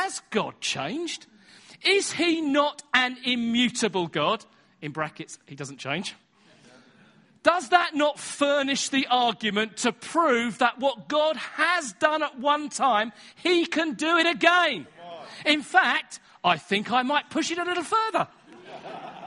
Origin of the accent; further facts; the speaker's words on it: Manchester, North West England, United Kingdom; I was from Manchester